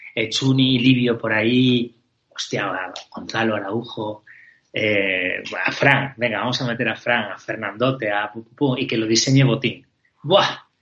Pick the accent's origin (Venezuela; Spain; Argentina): Spain; somos muy españoles